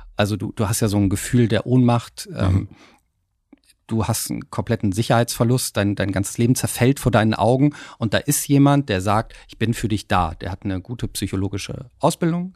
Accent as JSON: {"language": "German", "region": "Hamburg", "country": "Germany", "said": "es deutet auch auf meine Heimat ein bisschen hin. Hamburg."}